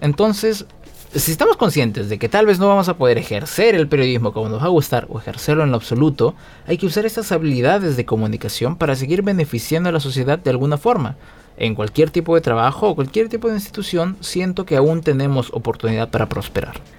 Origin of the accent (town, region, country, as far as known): Peru